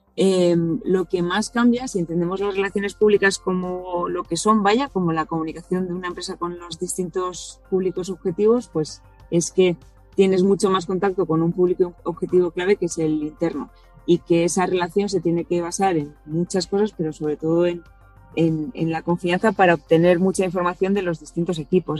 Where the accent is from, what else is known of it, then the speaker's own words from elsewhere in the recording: Hondarribia, Basque Country, Spain; Andarribía, que es de donde soy yo